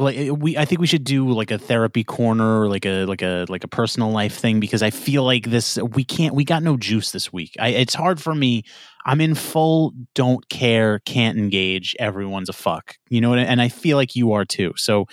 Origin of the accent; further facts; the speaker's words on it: New York, United States; No, I'm from New York.